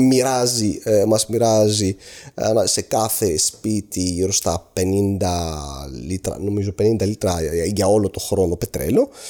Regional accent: Aleppo, Aleppo Governorate, Syria; moved away as an adult; now in Greece; Γεννήθηκα και με μεγάλωσα στο Χαλέπι τη Συρία

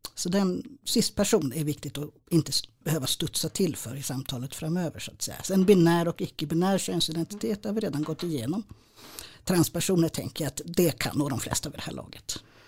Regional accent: Stockholm, Stockholm County, Sweden; jag är stockholmare

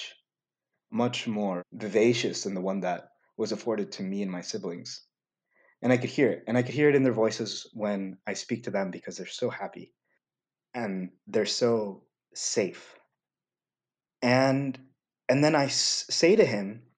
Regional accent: the South, United States; also born or lived in Los Angeles, California; I come from the South, and so your identity is kind of built on what the dominant cultures say you are. In LA, where I was born

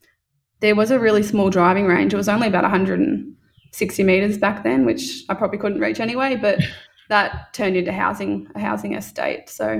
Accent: Wodonga, Victoria, Australia; I grew up in Wodonga.

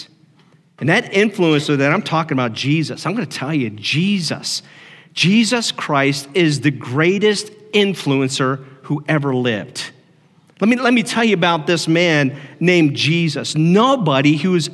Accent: Ohio, United States; moved away; I grew up in Ohio

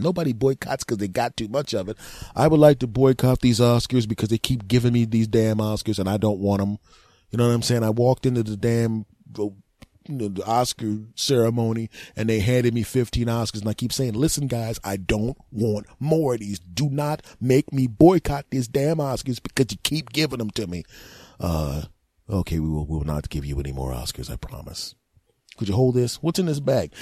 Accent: Philadelphia, Pennsylvania, United States; moved away; also born or lived in Los Angeles / New Jersey; growing up in Philadelphia back in the day, uh, before I moved to Lo-, Los Angeles, New Jersey

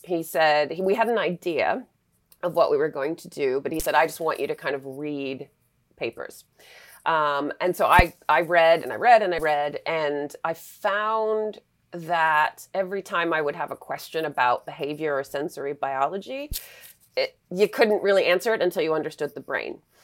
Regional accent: Western Massachusetts, United States; I grew up in Western Massachusetts, so we didn't live at the beach

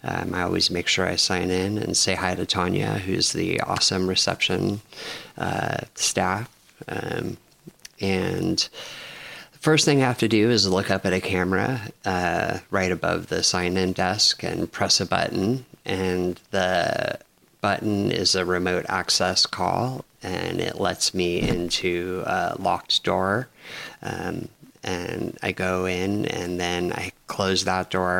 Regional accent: Los Angeles, California, United States; also born or lived in San Francisco / Lopez Island; now in Bellingham, United States; I was born in Los Angeles

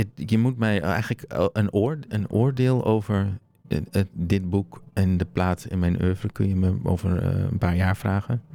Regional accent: Groningen, Netherlands; ik ben opgegroeid in Groningen

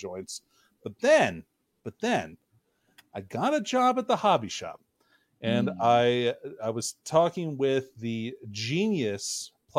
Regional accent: Alaska, United States; growing up in Alaska

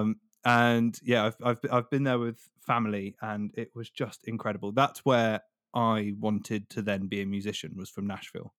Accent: Devon, South West England, United Kingdom; accent: Devonshire; my Devonshire accent

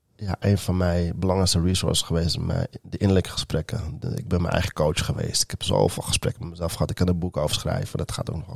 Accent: Amstelveen, North Holland, Netherlands; Ik ben geboren in Amsterdam, opgegroeid in Amstelveen en deels ook wel in Amsterdam.

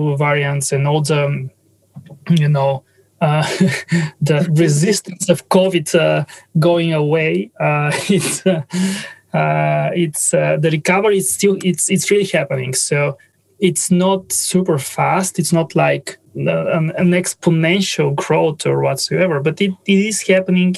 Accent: Bulgaria; English is a second language; My English is not native. So I'm originally from Bulgaria.

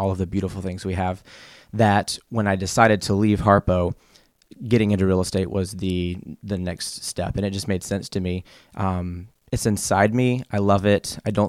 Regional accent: South Carolina, United States; So I am originally from the Carolinas. I was born in South Carolina and moved to North Carolina in the eighth grade after my dad had a job transfer. And so I lived in the Carolinas all the way from my childhood up until graduating college.

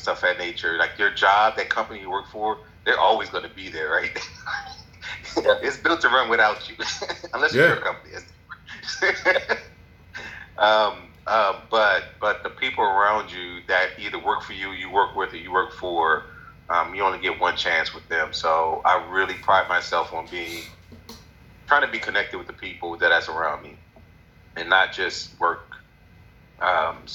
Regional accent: New Orleans, Louisiana, United States; moved away as an adult; also born or lived in Atlanta, Georgia; now in DC area, United States; born and raised in New Orleans.

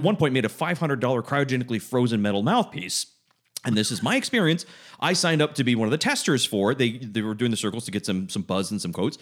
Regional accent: Georgia, United States; I'm from Georgia

